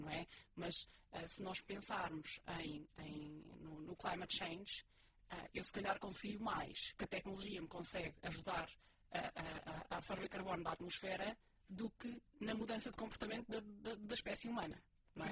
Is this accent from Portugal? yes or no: yes; Portugal; somos portugueses